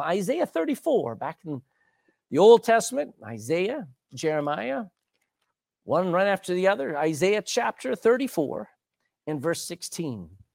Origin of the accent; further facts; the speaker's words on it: Texas, United States; I grew up in Texas